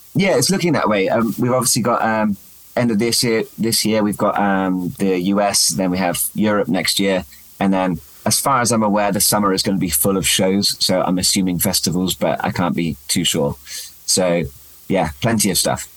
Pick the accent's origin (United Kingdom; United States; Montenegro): United Kingdom; England; I'm more English than I was when I started